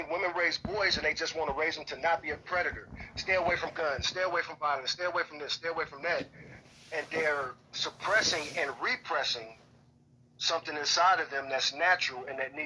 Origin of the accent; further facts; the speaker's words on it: Chicago, Illinois, United States; now in Texas, United States; I grew up in Chicago, the urban jungle